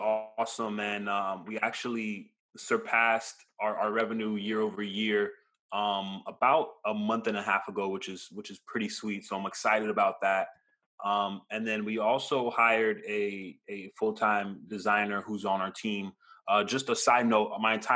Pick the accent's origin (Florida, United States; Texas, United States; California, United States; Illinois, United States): Florida, United States; Hollywood; also born or lived in Brooklyn, New York; now in Pembroke Pines, United States; I grew up in Hollywood for most of my life and currently in Pines